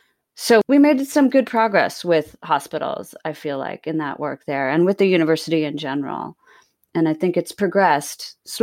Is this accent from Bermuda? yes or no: yes; Bermuda; my mother was born and raised in Bermuda. I'm Bermudian, and I moved back there after college and after grad school